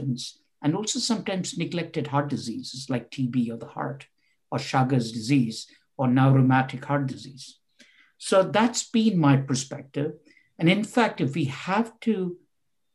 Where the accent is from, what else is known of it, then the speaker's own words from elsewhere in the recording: India; moved away as an adult; also born or lived in Bangalore / Oxford; I was born and brought up in India